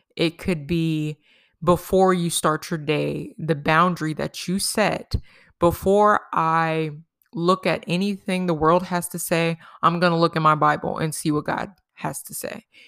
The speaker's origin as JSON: {"language": "English", "region": "New York", "country": "United States", "tie": "born or raised there", "said": "when we were growing up in New York"}